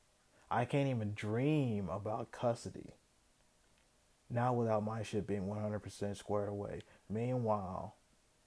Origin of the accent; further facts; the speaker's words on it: Kentucky, United States; I was born in Kentucky